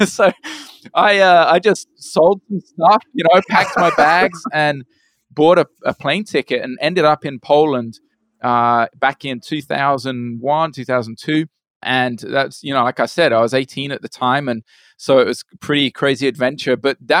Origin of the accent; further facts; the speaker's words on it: Brazil; also born or lived in United Kingdom; was born in the UK. And my parents were missionaries. And so we left to Brazil when I was 8 years old. So I grew up in Brazil, my parents working there as missionaries.